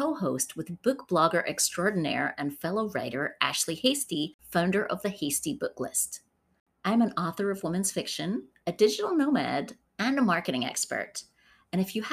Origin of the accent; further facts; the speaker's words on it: United Kingdom; as a Brit